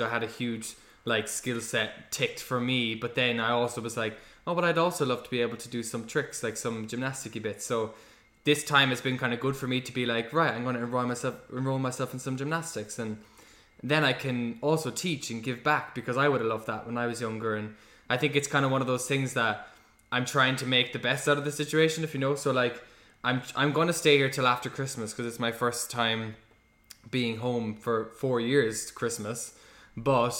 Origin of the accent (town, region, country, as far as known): Cork, Munster, Ireland; born or raised there; moved away as an adult; also born or lived in London